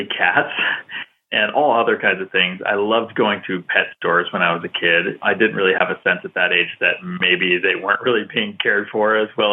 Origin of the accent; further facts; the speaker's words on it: Salem, Massachusetts, United States; I was born in Salem, Massachusetts, and I grew up in that area